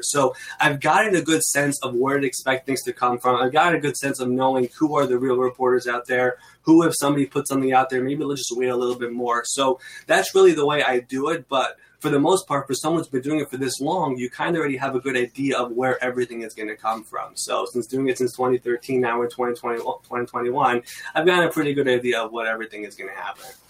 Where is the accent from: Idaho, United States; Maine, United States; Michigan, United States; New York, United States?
New York, United States; New York City; I'm from New York. I've been in Queens, New York, my entire life